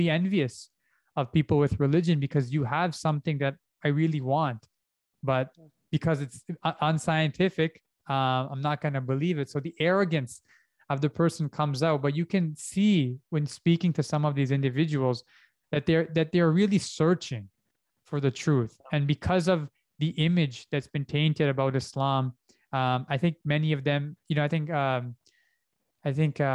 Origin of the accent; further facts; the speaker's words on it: Canada; moved away; because I did my first one in Canada, because I'm Canadian